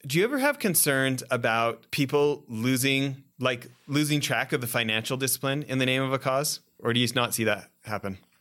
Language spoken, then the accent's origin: English; Western Canada, Canada; I grew up in Western Canada